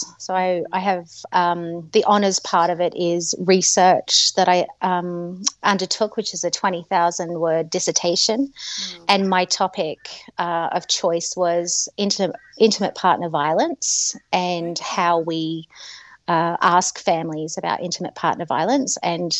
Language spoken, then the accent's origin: English; Australia; moved away as an adult; also born or lived in Manchester, United Kingdom; And I came to Australia in 2007. So I am Australian, but I'm married to an Englishman. And so, yeah, we came back to Australia in 2007